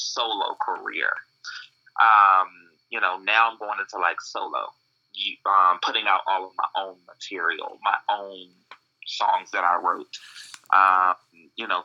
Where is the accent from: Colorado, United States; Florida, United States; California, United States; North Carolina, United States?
North Carolina, United States; Harnett County; also born or lived in DMV (D.C., Maryland, Virginia); I grew up most of my life in Harnett County, North Carolina